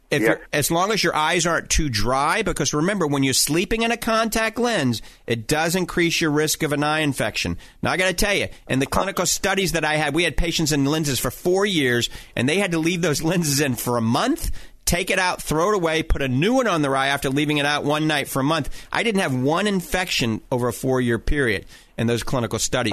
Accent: Cajun, Louisiana, United States; accent: coon ass (Cajun); my coon ass accent

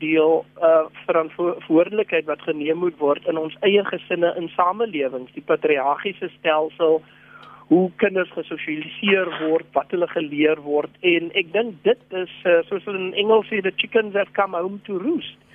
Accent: South Africa; as Suid-Afrikaners

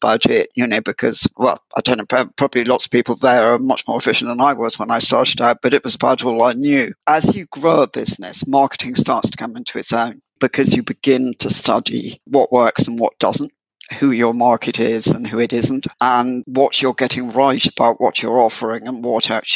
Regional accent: United Kingdom; I'm from UK

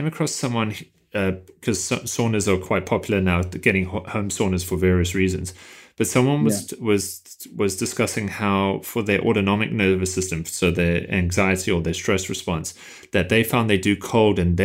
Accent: South Africa; being South African

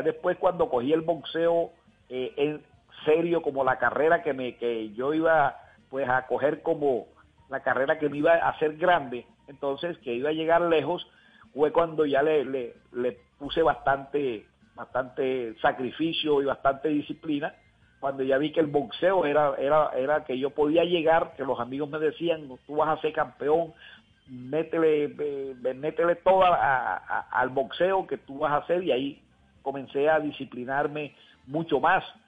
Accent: Montería, Córdoba, Colombia; desde aquí de Montería

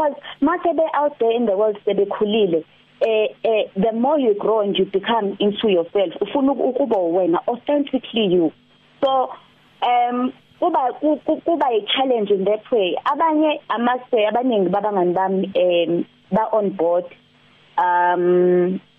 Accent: Durban, KwaZulu-Natal, South Africa; mina ngiqhamuka eThekwini

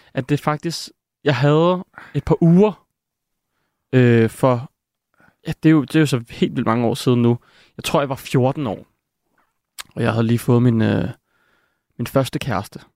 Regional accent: Copenhagen, Capital Region of Denmark, Denmark; jeg voksede op i København

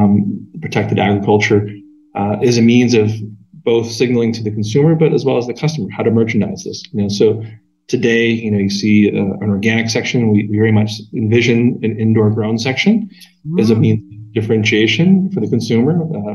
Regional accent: Pacific Northwest, United States; Hops, if you imagine this growing up in the Northwest

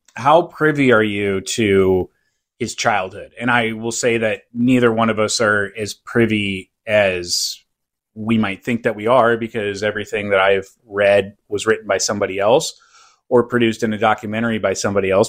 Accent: Seattle, Washington, United States; also born or lived in Poway, California; now in South Orange County, United States; I'm from Seattle

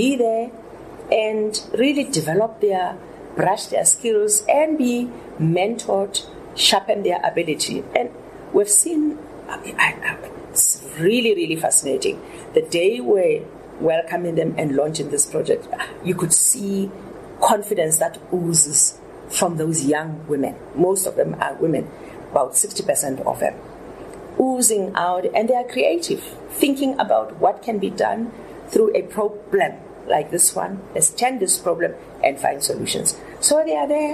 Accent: South Africa; as South African women

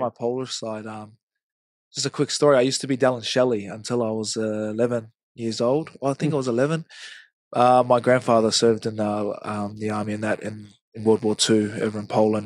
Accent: Hamilton, Waikato, New Zealand; moved away; I grew up in Hamilton, it's still Mm. Like New Zealand's home for me

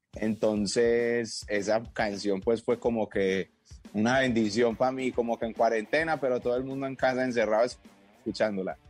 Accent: Medellín, Antioquia, Colombia; yo soy un pelado de Medellín

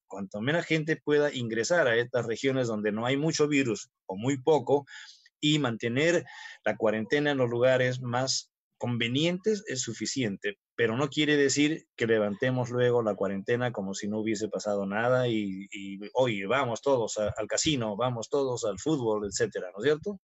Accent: Peru; querrámonos como peruanos

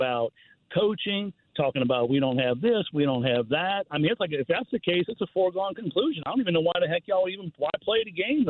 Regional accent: Metairie, Louisiana, United States; now in Gulf Shores, United States; I'm born and raised in Metairie, Louisiana.

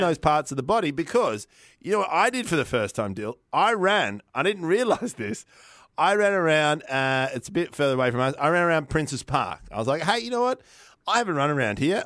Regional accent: Victoria, Australia; I'm from Victoria

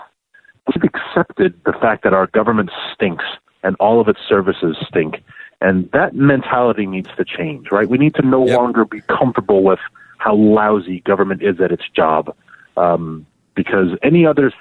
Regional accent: New York City, New York, United States; born or raised there

